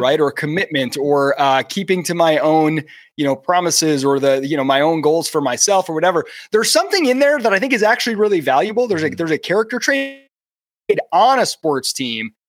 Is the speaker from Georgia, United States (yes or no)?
no; Michigan, United States; I was born in Michigan and I grew up watching the Lions as a kid